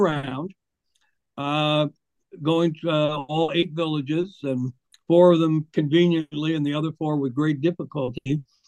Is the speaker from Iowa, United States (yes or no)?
yes; Iowa, United States; my home state